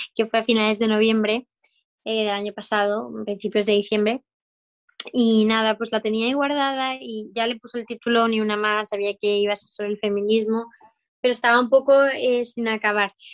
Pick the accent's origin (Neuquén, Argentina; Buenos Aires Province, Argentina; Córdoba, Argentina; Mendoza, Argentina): Mendoza, Argentina; soy de Mendoza, Argentina.